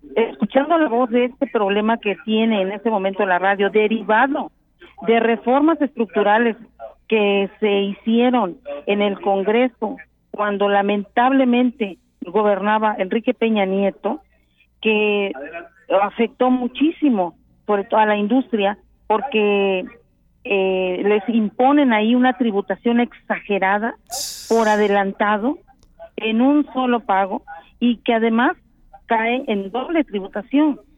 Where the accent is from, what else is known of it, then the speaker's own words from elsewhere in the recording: Mexico; como somos los mexicanos